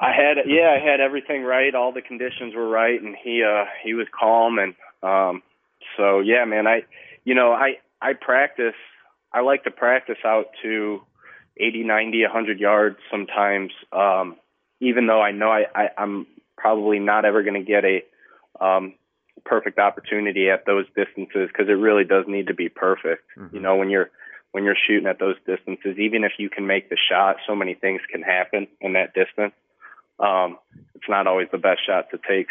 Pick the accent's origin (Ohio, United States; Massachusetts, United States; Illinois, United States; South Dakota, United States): Illinois, United States; here in my home state of Illinois